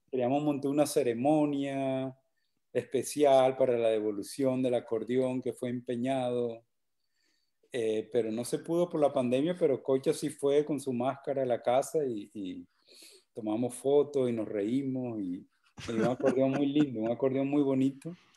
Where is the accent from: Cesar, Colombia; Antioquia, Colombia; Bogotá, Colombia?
Cesar, Colombia; Valledupar; moved away